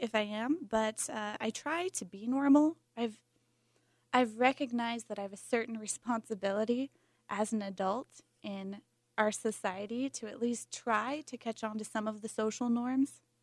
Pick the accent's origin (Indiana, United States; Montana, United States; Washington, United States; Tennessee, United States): Montana, United States; moved away as an adult; now in Salt Lake City, United States; I'm from Montana, and longtime homeschooler, homeschooled K through twelve